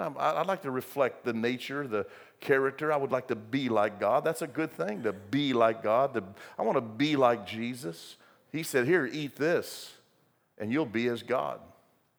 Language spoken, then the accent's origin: English; United States